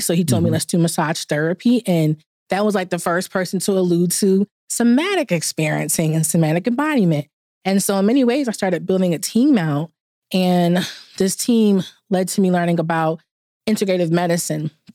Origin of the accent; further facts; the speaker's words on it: New York City, New York, United States; now in Atlanta, United States; I'm initially from New York, so the Big Apple. Currently live in Atlanta